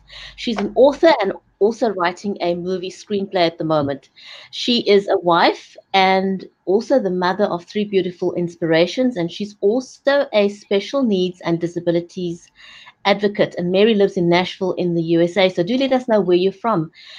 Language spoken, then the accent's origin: English; Cape Town, Western Cape, South Africa; my hometown, Cape Town in South Africa